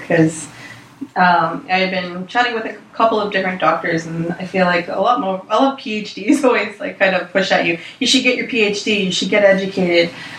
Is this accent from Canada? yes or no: yes; Six Nations, Ontario, Canada; I'm from Six Nations